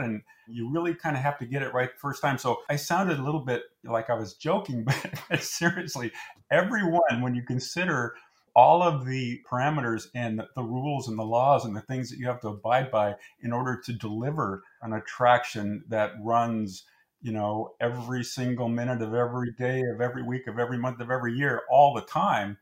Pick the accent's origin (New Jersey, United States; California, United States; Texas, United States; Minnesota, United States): California, United States; Anaheim; I grew up in the Anaheim area, Orange County area